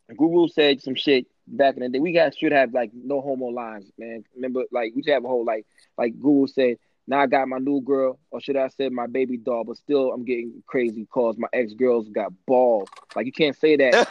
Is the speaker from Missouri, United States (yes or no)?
yes; St. Louis, Missouri, United States; I'm from the St. Louis area.